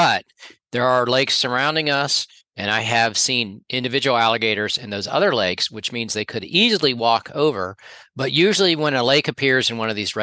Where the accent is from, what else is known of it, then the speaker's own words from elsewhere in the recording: Florida, United States; growing up in Florida